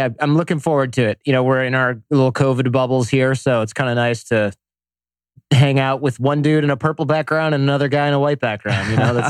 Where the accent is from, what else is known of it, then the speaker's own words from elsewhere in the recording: Detroit, Michigan, United States; now in San Jose, United States; Detroit, Michigan area.